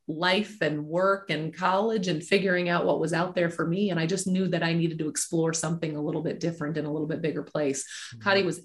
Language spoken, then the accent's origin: English; Mobile, Alabama, United States; also born or lived in Nebraska; originally from Mobile, Alabama